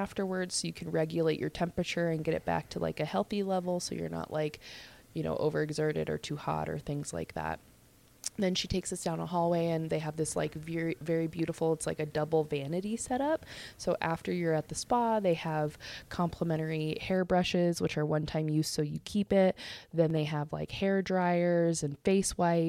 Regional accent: Colorado, United States; where are you from? And I'm like, Colorado

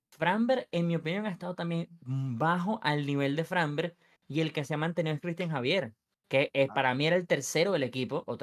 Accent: Venezuela; yo soy venezolano

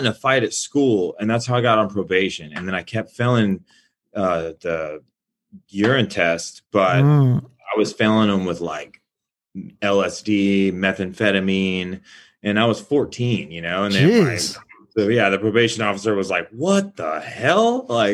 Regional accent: Canyon, Texas, United States; moved away as an adult; also born or lived in Austin, Texas / Dallas, Texas / Los Angeles, California; I'm from Canyon, a small town outside of Amarillo.

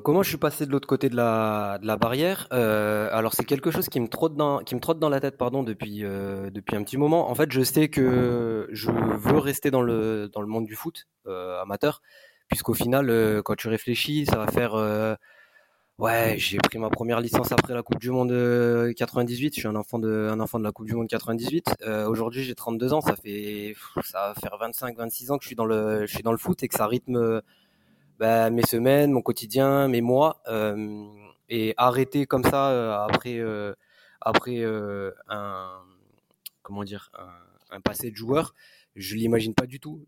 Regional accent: Grenoble, Auvergne-Rhône-Alpes, France; moved away as an adult; also born or lived in Nice; now in Marseille, France; je suis originaire de Grenoble.

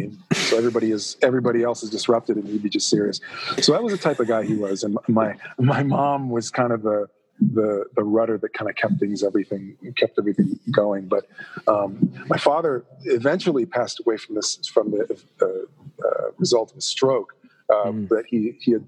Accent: Toronto, Ontario, Canada; I am a Toronto boy. I grew up in Toronto

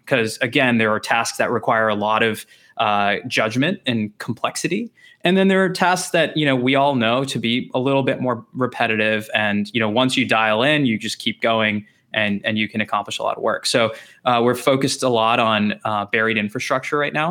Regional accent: Texas, United States; also born or lived in Chicago; I grew up in Texas.

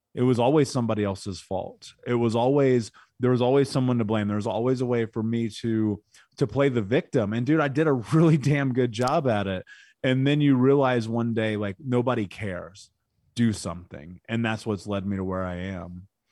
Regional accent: Indianapolis, Indiana, United States; I grew up in Indianapolis.

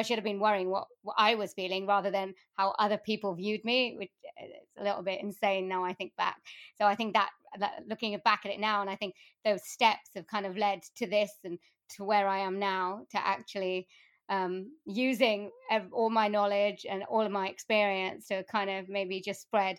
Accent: Wales, United Kingdom; I mean, I was born in South Wales, and my family are from India.

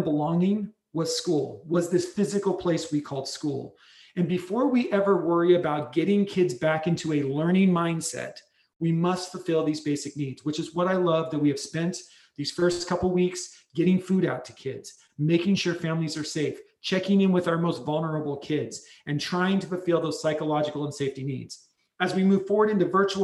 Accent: Spokane, Washington, United States; also born or lived in Bremerton, Washington; I was born and raised in Spokane, graduate of Central Valley High School here in front of you

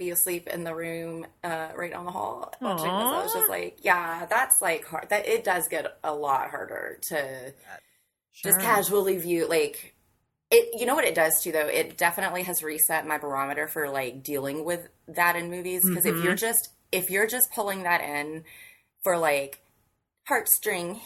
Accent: Memphis, Tennessee, United States; from my hometown

